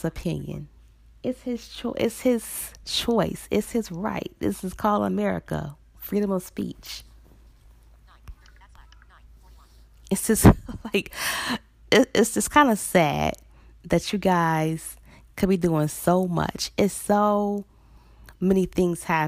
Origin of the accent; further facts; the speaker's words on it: Chicago, Illinois, United States; here actually in my hometown, Chicago